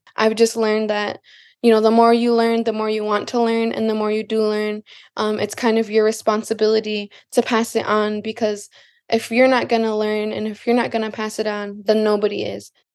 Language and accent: English; Lac du Flambeau, Wisconsin, United States; from Lac-de-Flambeau, Wisconsin